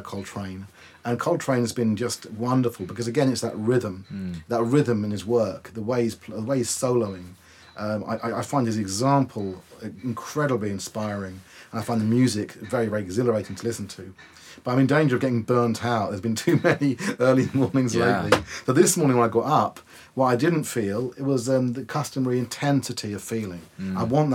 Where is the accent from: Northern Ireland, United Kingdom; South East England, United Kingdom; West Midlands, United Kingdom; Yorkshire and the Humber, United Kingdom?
South East England, United Kingdom; Wokingham; my hometown of Wokingham.